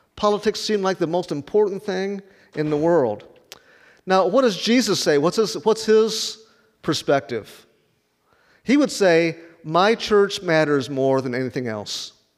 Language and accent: English; Rockford, Illinois, United States; moved away as an adult; also born or lived in Chattanooga, Tennessee; now in Wichita, United States; It's called the Forest City, where I grew up in Rockford.